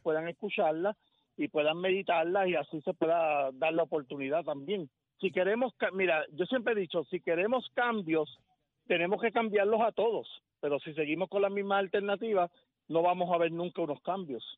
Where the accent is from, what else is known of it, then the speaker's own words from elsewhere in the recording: Puerto Rico; Puerto Rico, no solamente por ser parte de una de las puntas del Triángulo de las Bermudas, somos descendientes de la Atlántida, aquí hay mucho magnetismo